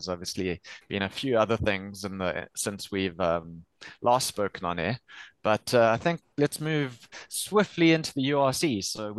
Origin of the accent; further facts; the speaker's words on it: South Africa; Just because we're South African fans doesn't mean he's exempt from it.